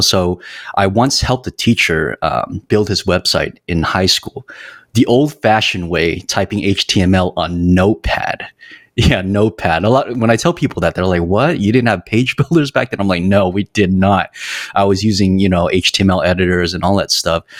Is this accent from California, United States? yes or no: yes; San Jose, California, United States; moved away as an adult; also born or lived in Los Angeles; I was born and raised in San Jose, California